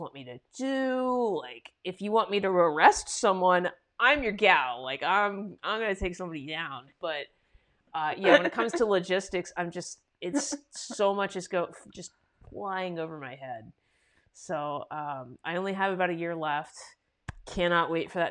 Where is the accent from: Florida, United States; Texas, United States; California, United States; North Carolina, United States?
California, United States; also born or lived in Utah; now in New York, United States; originally, I'm from California